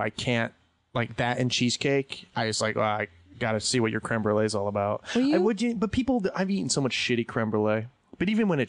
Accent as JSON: {"language": "English", "region": "Northeast Pennsylvania", "country": "United States", "tie": "born or raised there", "moved": "yes", "said": "I grew up in Northeast Pennsylvania"}